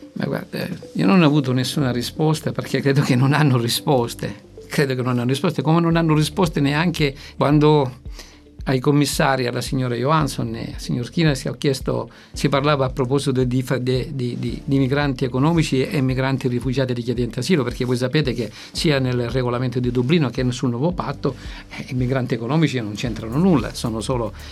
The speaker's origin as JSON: {"language": "Italian", "town": "Lampedusa", "region": "Sicily", "country": "Italy", "said": "io vengo da lì, eh, vengo da Lampedusa"}